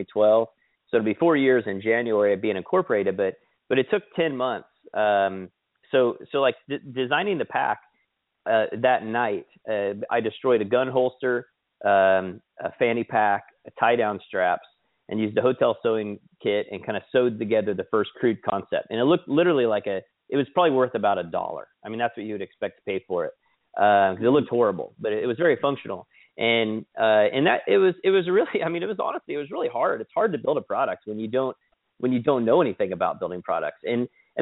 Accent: Kansas, United States; moved away; also born or lived in Sedona, Arizona; I grew up in Kansas, but I also lived in Arizona, like Sedona, Arizona area

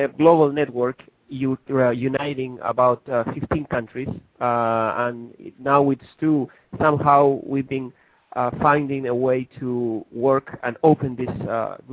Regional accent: Chile; I'm from Chile

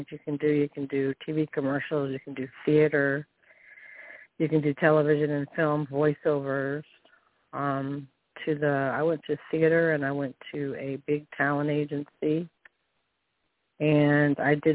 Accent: Virginia, United States; in my home state in Virginia, in the state of Virginia.

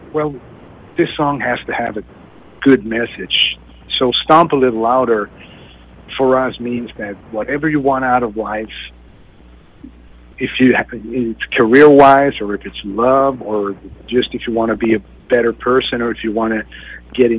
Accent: Sweden; me growing up in Sweden

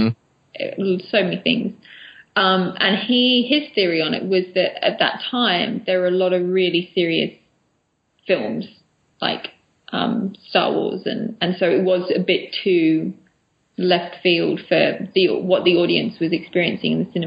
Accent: Chester, North West England, United Kingdom; I was born in England. I grew up in Chester

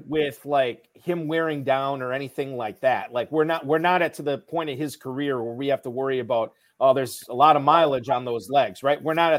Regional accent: Northeast Wisconsin, United States; I grew up in Northeast Wisconsin

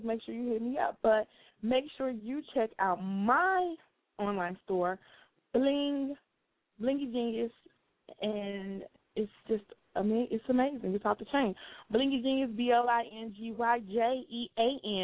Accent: Chicago, Illinois, United States; Chicago, my hometown

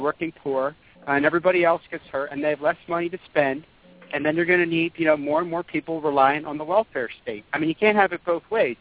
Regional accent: Philadelphia suburbs, Pennsylvania, United States; in high school 20 years ago, I'm from the Philadelphia suburbs

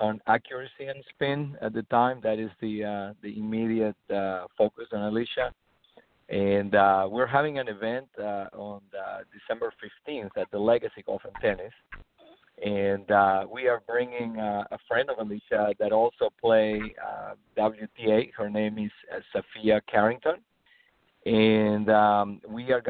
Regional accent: Peru; now in Treasure Coast, Florida, United States; I am originally from Peru

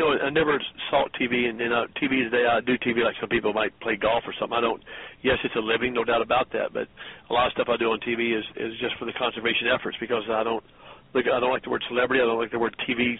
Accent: Tennessee, United States; a young boy on the farm in Tennessee.

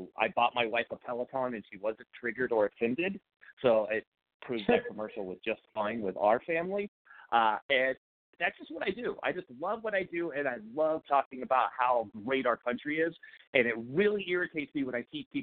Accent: Florida, United States; also born or lived in California; now in Beaverton, United States; I'm originally a Floridian, moved to California, joined the Marine Corps after I got out of high school

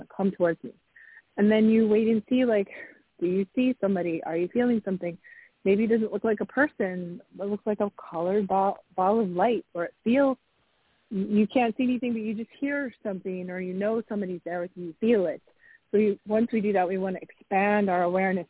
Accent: New England, United States; I grew up in New England

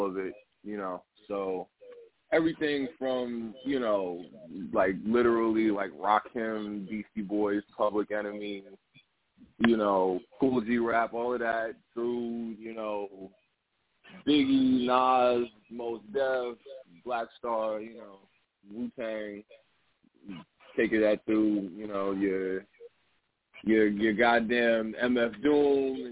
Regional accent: Freeport, New York, United States; I'm an artist from Long Island, Freeport, to be specific.

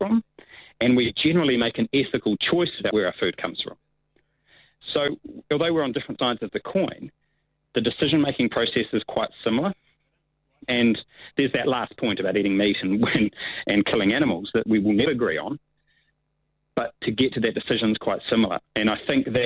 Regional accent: Hawke's Bay, New Zealand; also born or lived in Taupo, New Zealand; I grew up in Hawke's Bay and then over here to Taupo my teenage years

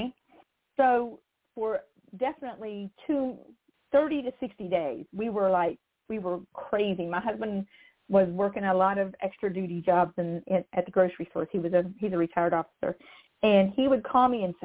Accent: West Virginia, United States; I come from West Virginia

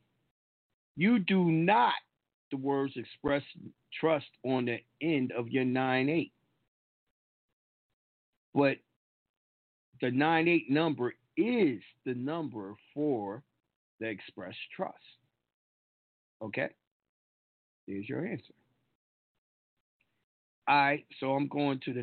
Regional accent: New York, United States; now in Georgia, United States; I'm from New York

